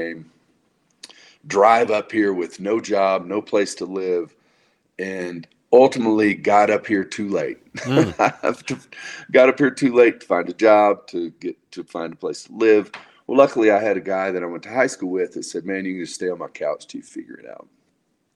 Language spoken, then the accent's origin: English; Dallas, Texas, United States; I was born and raised in the Dallas, Texas area, and went to college there